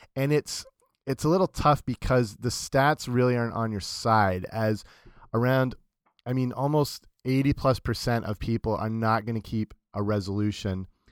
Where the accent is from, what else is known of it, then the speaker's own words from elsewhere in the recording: London, Ontario, Canada; my hometown, London, Ontario